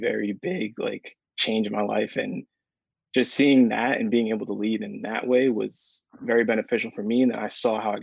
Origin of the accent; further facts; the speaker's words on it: Newburgh, New York, United States; now in Ithaca, United States; I'm from Newburgh, New York